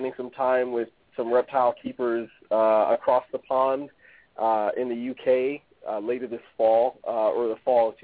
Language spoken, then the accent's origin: English; Western Massachusetts, United States; born and raised in Western Massachusetts